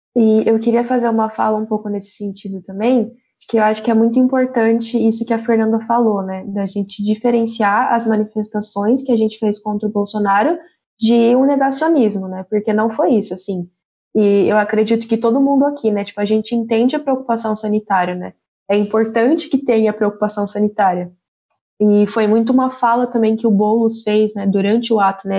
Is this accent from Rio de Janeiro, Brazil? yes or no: no; São José dos Campos, São Paulo, Brazil; eu sou de São José dos Campos, interior de São Paulo.